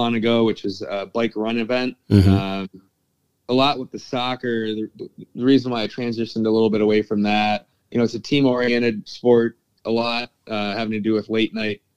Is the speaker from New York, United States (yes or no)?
yes; Pittsford, New York, United States; I grew up in a suburb, Pittsford, New York